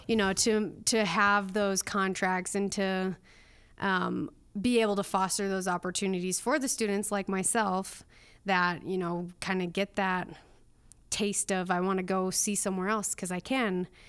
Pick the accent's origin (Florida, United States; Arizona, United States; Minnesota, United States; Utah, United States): Minnesota, United States; northern; moved away as an adult; also born or lived in Duluth, Minnesota / Pocatello, Idaho; I grew up in northern Minnesota